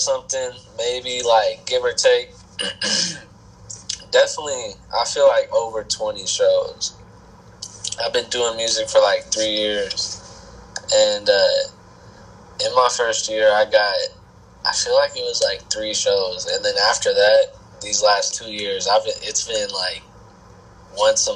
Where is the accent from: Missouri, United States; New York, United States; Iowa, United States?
Missouri, United States; Stella; also born or lived in Joplin, Missouri; I grew up in this small ass town with like probably like 400 people in it or something. It's called Stella